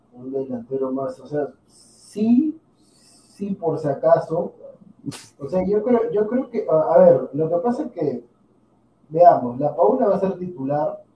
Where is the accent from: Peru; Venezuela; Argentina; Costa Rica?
Peru; somos peruanos